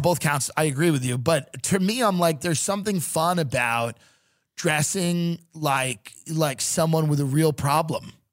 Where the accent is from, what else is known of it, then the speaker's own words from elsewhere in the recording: New York, United States; moved away; I come from New York.